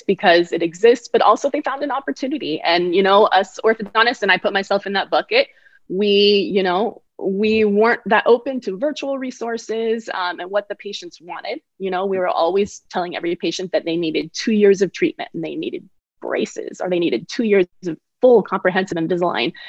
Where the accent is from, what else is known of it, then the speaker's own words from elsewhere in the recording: Bay Area, California, United States; also born or lived in Connecticut; which was actually my hometown school because I'm from the Bay Area.